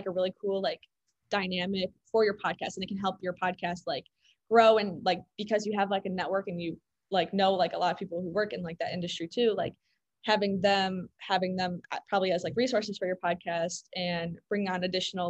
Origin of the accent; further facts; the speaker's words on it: Chicago, Illinois, United States; I'm from Chicago.